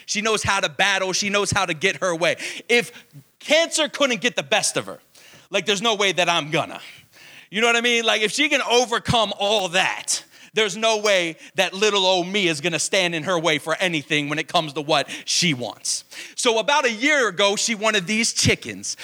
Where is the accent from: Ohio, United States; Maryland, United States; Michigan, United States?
Maryland, United States; Baltimore; I'm born and bred in Baltimore, Maryland, the Baltimore, Maryland area.